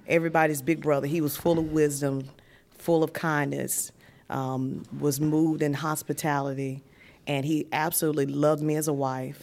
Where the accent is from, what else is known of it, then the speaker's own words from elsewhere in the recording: Martinsville, Virginia, United States; moved away as an adult; also born or lived in Greensboro, North Carolina; I was transitioning from Martinsville, Virginia, um, small city